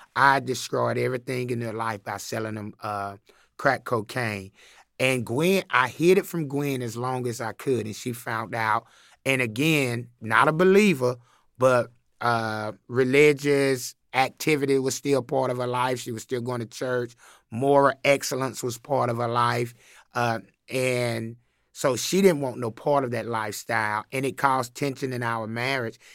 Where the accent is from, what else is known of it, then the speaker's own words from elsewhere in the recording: Chattanooga, Tennessee, United States; I grew up in Chattanooga, Tennessee